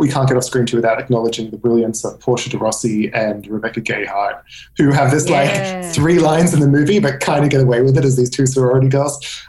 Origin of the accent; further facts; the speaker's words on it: Australia; we in Australia don't really have these. I grew up in Australia.